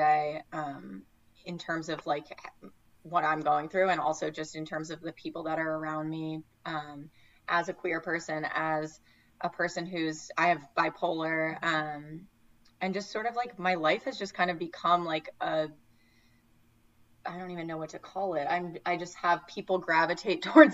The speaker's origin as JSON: {"language": "English", "region": "Connecticut", "country": "United States", "tie": "born or raised there", "also_born_or_lived": "New York City", "moved": "yes", "said": "I grew up in Connecticut in a very homogenous town"}